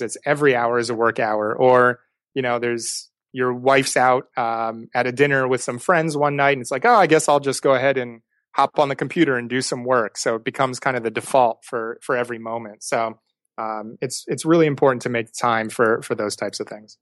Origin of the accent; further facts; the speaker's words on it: East Coast, United States; moved away; I was growing up on the East Coast